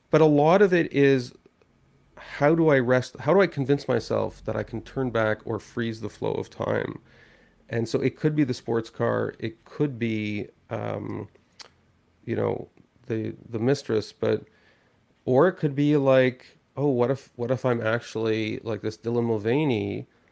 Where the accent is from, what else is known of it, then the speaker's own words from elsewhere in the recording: Canada; I'm a Canadian.